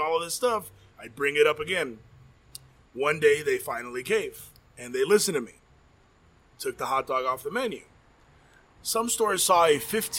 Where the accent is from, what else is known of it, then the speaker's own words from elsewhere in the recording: Chicago, Illinois, United States; born there; I was born in Chicago, and I know we serve one of the best hot dogs